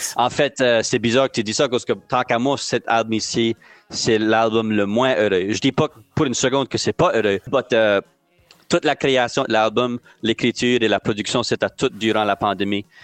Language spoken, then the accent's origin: French; Nova Scotia, Canada; accent: Acadian French (Nova Scotia)